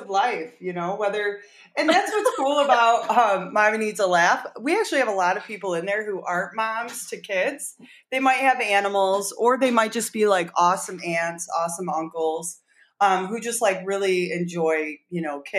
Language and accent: English; Michigan, United States; I am from Michigan